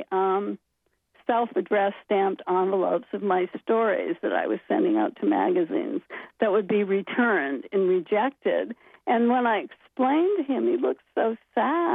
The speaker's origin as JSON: {"language": "English", "town": "Bangor", "region": "Maine", "country": "United States", "tie": "born or raised there", "said": "I loved growing up in Maine, and I loved Bangor"}